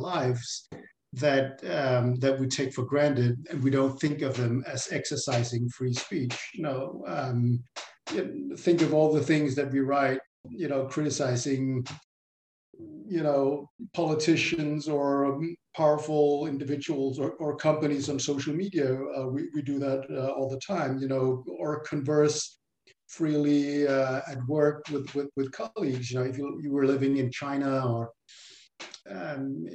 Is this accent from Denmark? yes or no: yes; Denmark; I grew up in Denmark